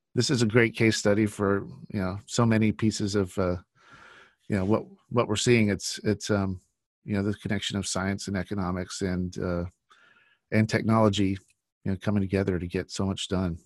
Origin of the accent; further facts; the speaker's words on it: United States; growing up in the United States all my life